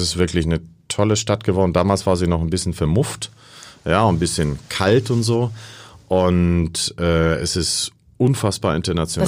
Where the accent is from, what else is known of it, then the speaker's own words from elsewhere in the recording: Costa Rica; moved away; Ich bin in Costa Rica aufgewachsen